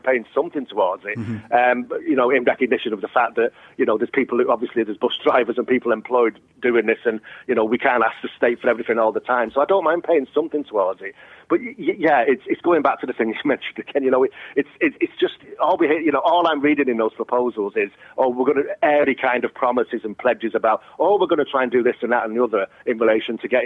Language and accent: English; Warrington, North West England, United Kingdom; moved away as an adult; also born or lived in London; now in Cork, Ireland; I'm from Warrington